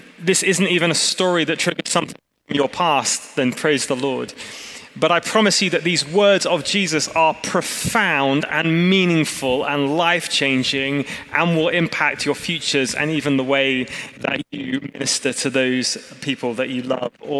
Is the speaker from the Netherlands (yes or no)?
no; England, United Kingdom; moved away as an adult; now in California, United States; I'm an English man